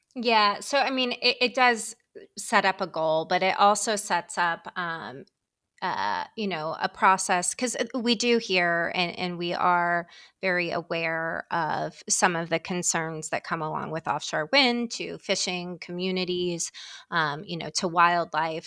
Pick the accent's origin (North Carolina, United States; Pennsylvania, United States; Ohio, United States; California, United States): Ohio, United States; moved away as an adult; now in Washington, D.C., United States; I'm from Ohio